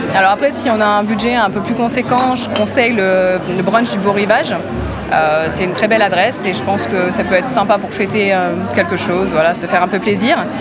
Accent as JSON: {"language": "French", "region": "Brittany", "country": "France", "also_born_or_lived": "Australia / Switzerland", "moved": "as an adult", "lives_now": "Lausanne, Switzerland", "said": "Alors je suis bretonne, française d'origine, et j'ai vécu pas mal d'années euh, dans différents pays, donc l'Australie avant la Suisse, et puis avant en France."}